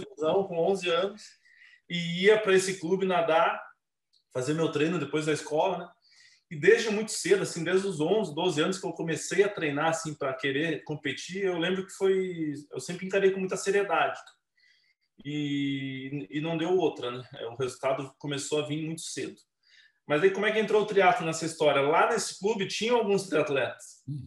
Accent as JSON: {"language": "Portuguese", "town": "Curitiba", "region": "Paraná", "country": "Brazil", "tie": "born or raised there", "moved": "as an adult", "lives_now": "Campinas, Brazil", "said": "Comecei lá em Curitiba, minha cidade natal. Hoje eu moro em Campinas, moro em Campinas desde 2009. Mas eu sou natural de Curitiba, minha carreira inteira foi lá."}